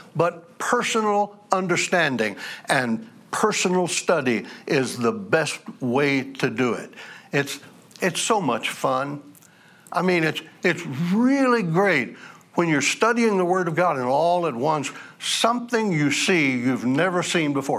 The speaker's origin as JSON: {"language": "English", "country": "United States", "said": "I'm an American."}